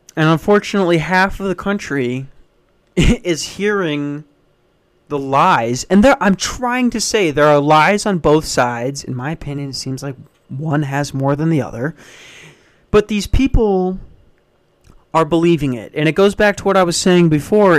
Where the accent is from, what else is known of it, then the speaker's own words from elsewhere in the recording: Minnesota, United States; moved away; I grew up in Minnesota